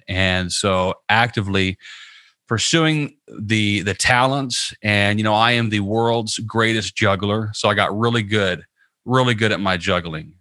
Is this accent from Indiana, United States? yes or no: yes; Southern Indiana, United States; now in Tampa, United States; I live in Tampa, Florida, and I'm originally from Southern Indiana